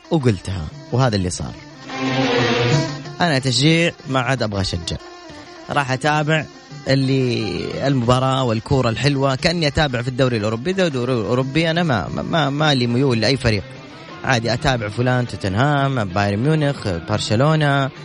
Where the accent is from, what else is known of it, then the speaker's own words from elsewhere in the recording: Jeddah, Makkah Province, Saudi Arabia; انا من جده